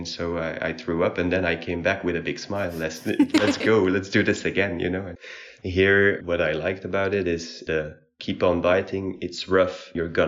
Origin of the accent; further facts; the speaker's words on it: Brussels, Brussels-Capital Region, Belgium; I'm from Belgium, probably from Brussels.